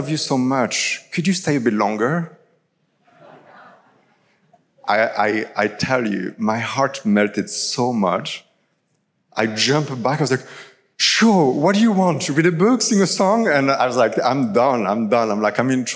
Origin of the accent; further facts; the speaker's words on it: France; English is a second language; now in Toronto, Canada; I'm originally from France